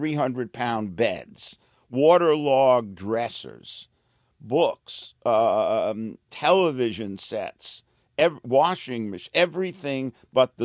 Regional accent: New York City, New York, United States; I was a kid from the streets of Brooklyn

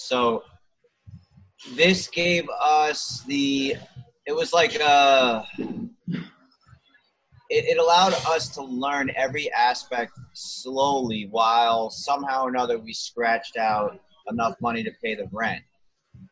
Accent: New York City, New York, United States; I grew up in Chelsea.

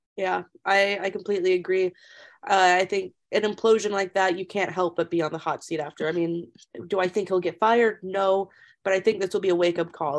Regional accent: Memphis, Tennessee, United States; I'm from Memphis. I'm a I'm a Tennessee resident

